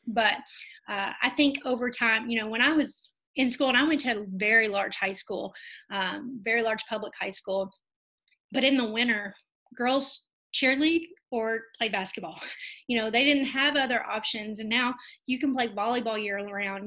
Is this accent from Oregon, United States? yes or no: no; Kentucky, United States; I am born and raised in Kentucky